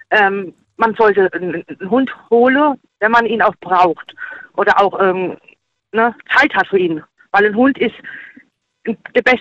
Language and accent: German; Immelsheim, Germany; ich komme aus Immelsheim.